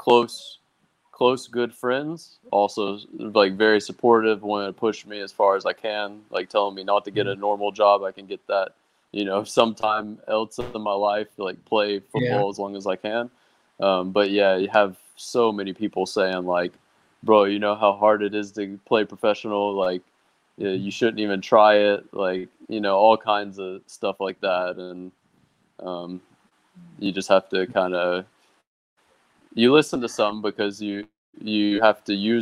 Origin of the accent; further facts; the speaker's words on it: United States; moved away as an adult; as an American kid, I grew up playing every single sport